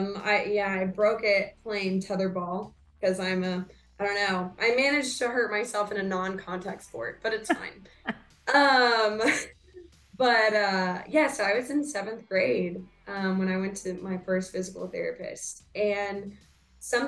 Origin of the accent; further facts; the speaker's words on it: San Antonio, Texas, United States; now in Dallas, United States; I'm originally from San Antonio